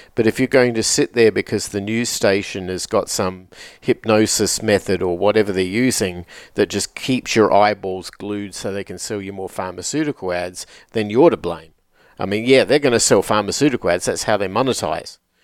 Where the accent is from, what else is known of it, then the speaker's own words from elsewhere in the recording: Adelaide, South Australia, Australia; from my hometown in, in Australia, from the city of Adelaide